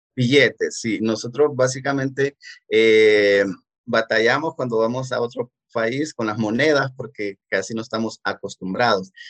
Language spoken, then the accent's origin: Spanish; Danlí, El Paraíso, Honduras; yo vengo de, de la, la, ciudad de Danlí, que es un municipio del departamento de El Paraíso